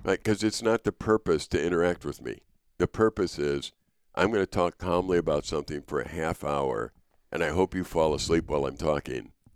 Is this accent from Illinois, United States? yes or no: yes; Chicago, Illinois, United States; I'm from Chicago